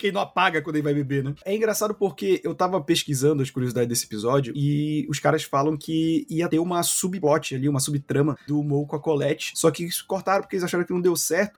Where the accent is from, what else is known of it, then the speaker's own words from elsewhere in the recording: Belém, Pará, Brazil; A gente cresceu em Belém